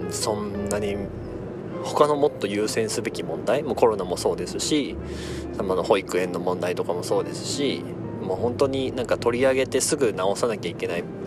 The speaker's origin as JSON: {"language": "Japanese", "region": "Gunma", "country": "Japan", "tie": "born or raised there", "said": "地元群馬県"}